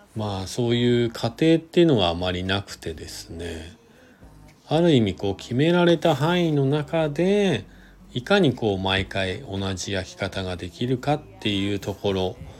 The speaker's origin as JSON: {"language": "Japanese", "region": "Shizuoka", "country": "Japan", "tie": "born or raised there", "moved": "yes", "lives_now": "Hakuba, Japan", "said": "自分が生まれ育ったなたった静岡県"}